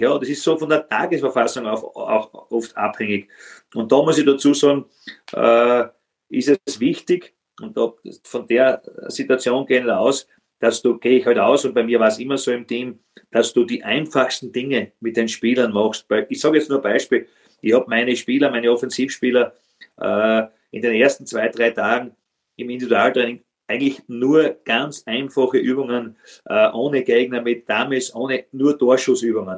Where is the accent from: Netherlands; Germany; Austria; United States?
Austria; Styria; das ist aus meiner Heimat, muss sagen, Hartberg